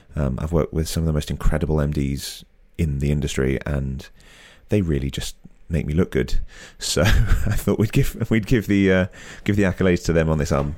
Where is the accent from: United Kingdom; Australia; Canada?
United Kingdom; as a Brit